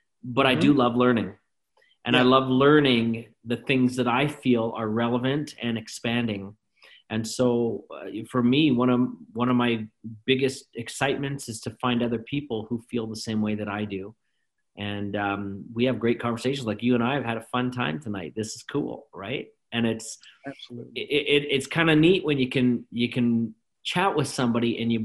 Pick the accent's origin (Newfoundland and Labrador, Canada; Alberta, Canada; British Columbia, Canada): Alberta, Canada; Calgary; I was raised in Calgary, Alberta, Canada